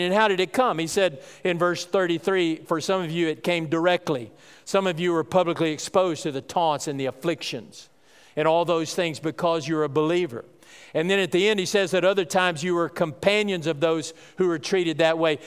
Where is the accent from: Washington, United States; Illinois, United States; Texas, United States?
Texas, United States; North; I grew up in North Texas